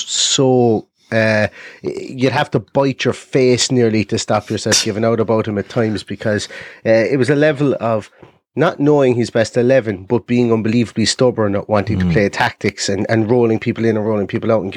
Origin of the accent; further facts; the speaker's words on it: Ireland; accent: Irish; as you can probably guess by my accent, I'm Irish